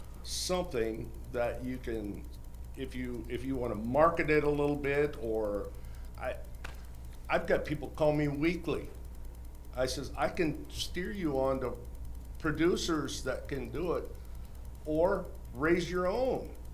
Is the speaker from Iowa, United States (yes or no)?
yes; Seymour, Iowa, United States; I'm from Seymour, Iowa, third generation butcher, one generation critical care paramedic, kind of went both ends of the spectrum.